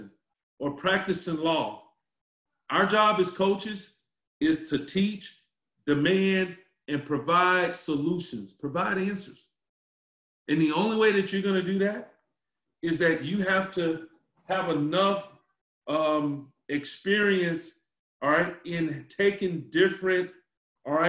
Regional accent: Charlotte, North Carolina, United States; moved away as an adult; also born or lived in Washington, D.C.; I grew up in Charlotte, North Carolina

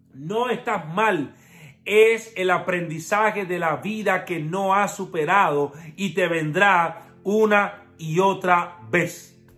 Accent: Cuba; soy cubano

